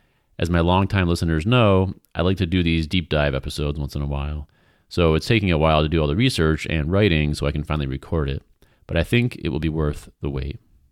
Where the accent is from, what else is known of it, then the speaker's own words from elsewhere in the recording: New York, United States; also born or lived in Vermont; So I'm originally from upstate New York, and I've lived all over. I've lived in Vermont